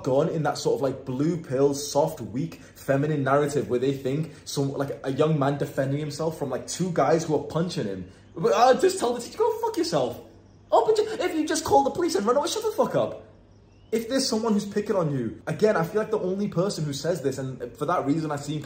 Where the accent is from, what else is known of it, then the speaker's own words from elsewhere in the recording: Warrington, North West England, United Kingdom; moved away as an adult; every now and then I come back to my hometown in Warrington